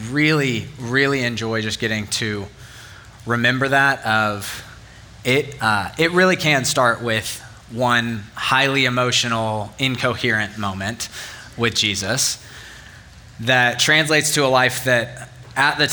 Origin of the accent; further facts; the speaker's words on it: Northern Virginia, United States; now in Auburn, United States; I grew up in Northern Virginia, and we had four real seasons